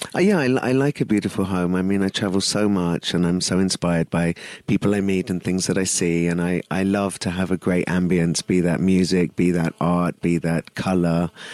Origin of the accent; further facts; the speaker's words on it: London, United Kingdom; moved away as an adult; also born or lived in East Africa; now in Pune, India; I grew up in London, so very multicultural